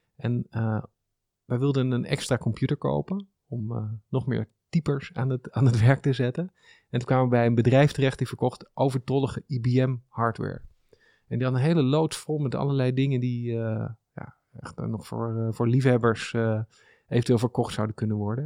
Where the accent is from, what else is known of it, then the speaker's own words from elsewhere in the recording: small town near Amsterdam, North Holland, Netherlands; also born or lived in Haarlem / Zoetermeer; now in Amsterdam, Netherlands; Dat is een klein plaatsje onder de rook van Amsterdam.